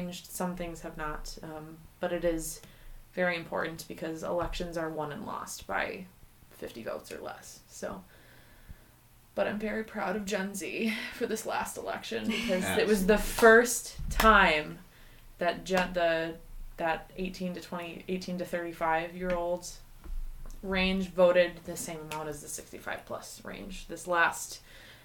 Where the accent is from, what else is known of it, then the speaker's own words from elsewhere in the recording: Minneapolis, Minnesota, United States; moved away as an adult; now in North Dakota, United States; I come from the Twin Cities of Minnesota, and I started there